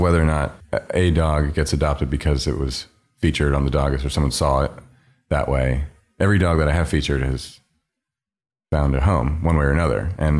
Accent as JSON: {"language": "English", "region": "New York", "country": "United States", "said": "And as a New Yorker, there's sort of this street style minimalist aesthetic"}